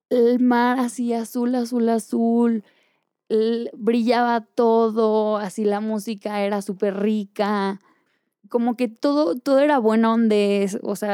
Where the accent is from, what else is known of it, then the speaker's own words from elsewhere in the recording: Mexico; moved away; y me fui de México y vendí todo y corté y cambié novio y, y cambié de ropa y cambié de estilo y me tatué y no me encontraba.